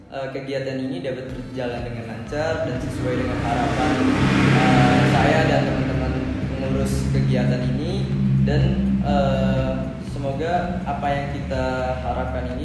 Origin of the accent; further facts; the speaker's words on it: Tangerang, Banten, Indonesia; Uh, saya dari Tangerang.